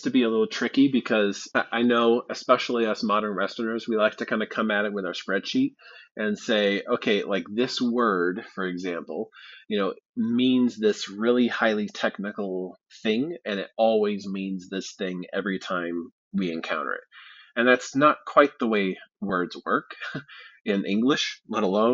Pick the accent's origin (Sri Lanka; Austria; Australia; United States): United States; Midwest; I grew up in the Midwest